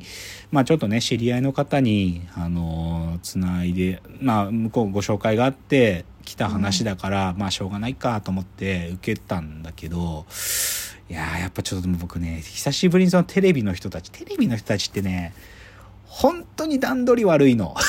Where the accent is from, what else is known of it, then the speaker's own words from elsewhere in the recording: Maebashi, Gunma, Japan; 群馬県前橋出身ですけど